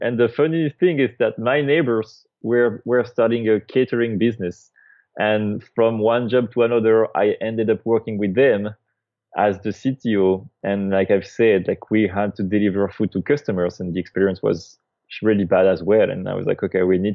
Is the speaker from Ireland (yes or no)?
no; France; moved away as an adult; also born or lived in San Francisco, United States; now in United States; I'm originally from France